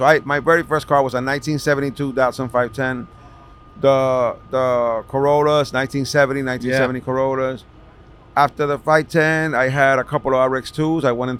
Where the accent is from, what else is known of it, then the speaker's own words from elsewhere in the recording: New York City, New York, United States; I grew up in Washington Heights.